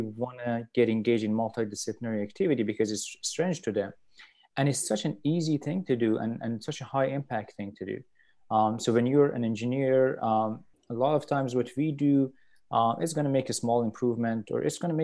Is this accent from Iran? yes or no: yes; Tehran, Tehran Province, Iran; moved away as an adult; also born or lived in Vancouver, Canada / Virginia / Ann Arbor, Michigan; now in Buffalo, United States; I'm from Iran, and basically I did my undergrad in Iran, in Tehran. That's where I'm from